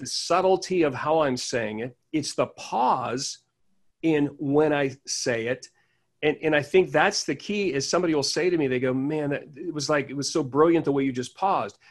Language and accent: English; Pittsburgh, Pennsylvania, United States; I'm originally from Pittsburgh, Pennsylvania.